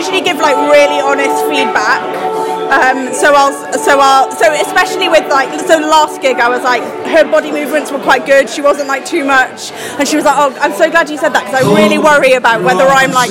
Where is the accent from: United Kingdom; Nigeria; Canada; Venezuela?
United Kingdom; Wales; we're from Wales